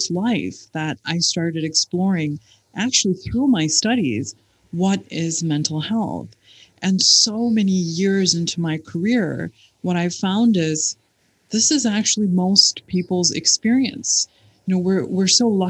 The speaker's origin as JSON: {"language": "English", "region": "Michigan", "country": "United States", "tie": "born or raised there", "moved": "yes", "lives_now": "United Arab Emirates", "said": "I grew up in Michigan"}